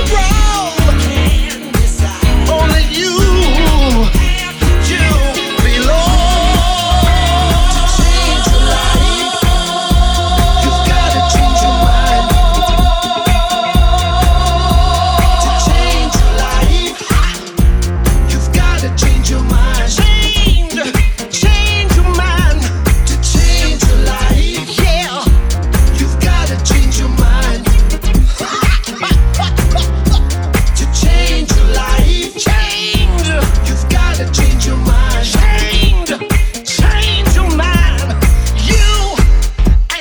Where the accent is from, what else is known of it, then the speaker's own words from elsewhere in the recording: London, United Kingdom; my hometown, London